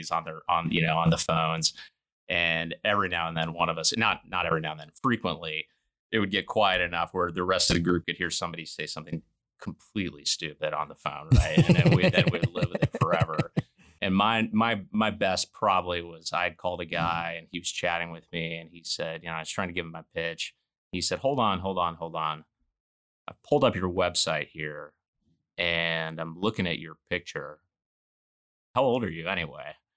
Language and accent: English; Arkansas, United States; I grew up in Arkansas in a little town north of Little Rock